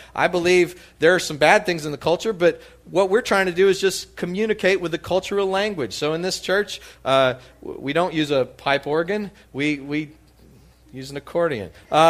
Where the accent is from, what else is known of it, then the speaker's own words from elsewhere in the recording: Texas, United States; now in Louisiana, United States; I feel like I didn't grow up in Louisiana. I grew up in West Texas.